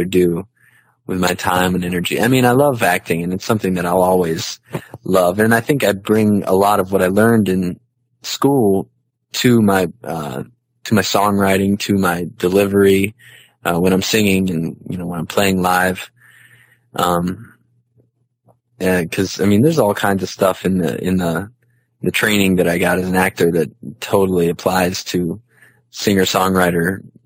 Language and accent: English; Gainesville, Georgia, United States; moved away as an adult; also born or lived in Dallas, Texas / Chicago; born in Gainesville, Georgia, which is about 45 minutes northeast of Atlanta